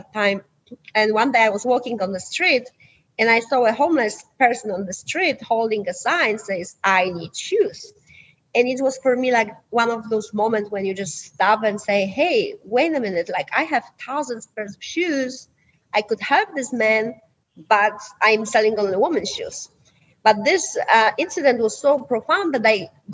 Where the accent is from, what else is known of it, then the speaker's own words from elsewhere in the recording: Poland; English is a second language; now in United States; I'm originally from Poland.